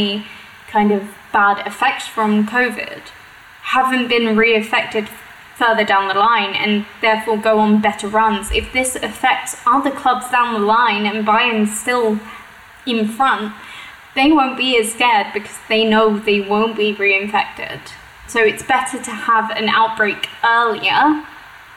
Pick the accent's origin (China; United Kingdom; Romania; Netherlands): United Kingdom; now in Germany; my home country back in the UK